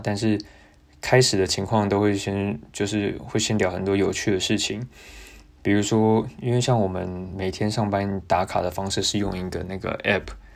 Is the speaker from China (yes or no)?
no; Taiwan; now in Melbourne, Australia; 我来自台湾